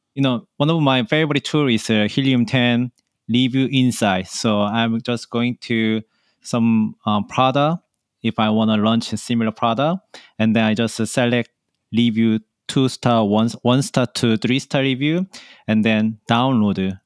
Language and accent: English; Seoul, South Korea; moved away as an adult; now in New York, United States; I grow up in Seoul